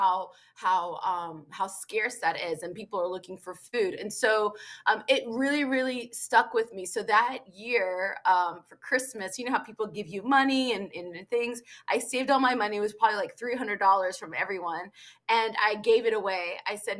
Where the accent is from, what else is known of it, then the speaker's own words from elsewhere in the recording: Virginia, United States; I was born and raised in America